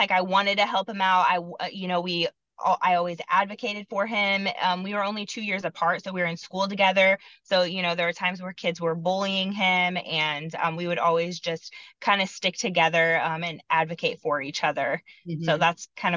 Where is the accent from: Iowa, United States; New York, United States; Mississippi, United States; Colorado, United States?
Iowa, United States; moved away as an adult; now in Kansas City, United States; I grew up in Iowa